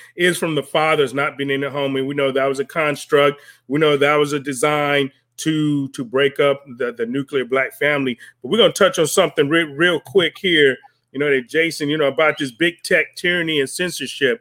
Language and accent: English; United States; This is still our country. I was born here. I was raised here. This is my country